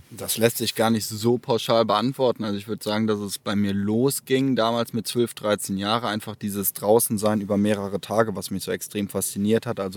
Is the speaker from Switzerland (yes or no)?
no; Erftstadt, North Rhine-Westphalia, Germany; Ich komme aus Erftstadt bei Köln